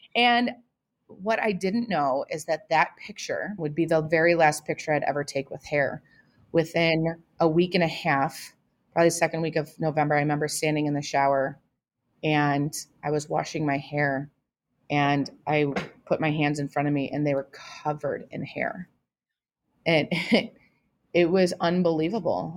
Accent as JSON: {"language": "English", "town": "Toledo", "region": "Ohio", "country": "United States", "said": "I am from Toledo, Ohio"}